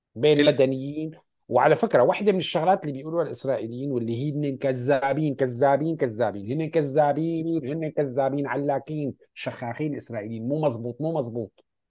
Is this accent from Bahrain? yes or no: no; Syria; عندنا بسوريا نحن